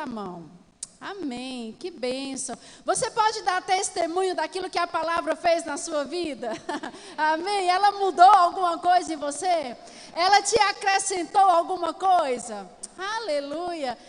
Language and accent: Portuguese; Campina Grande, Paraíba, Brazil; Eu sou daqui de Campina Grande, congrego na sede e tenho servido lá há mais de 10 anos